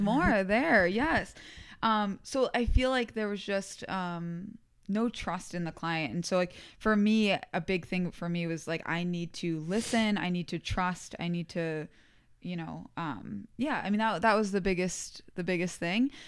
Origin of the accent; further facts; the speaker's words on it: Albany, New York, United States; I went to community college, um, in my hometown around, like, the Albany, New York area